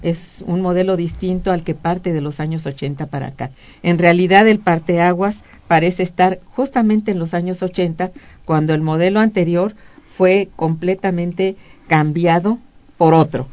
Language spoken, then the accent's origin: Spanish; Mexico